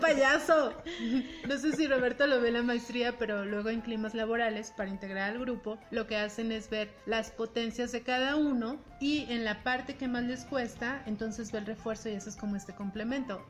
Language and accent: Spanish; Mexico; somos muy mexicanos